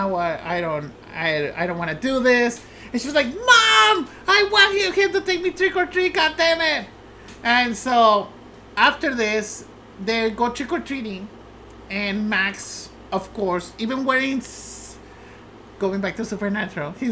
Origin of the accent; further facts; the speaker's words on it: Mexico; moved away; I grew up in Mexico.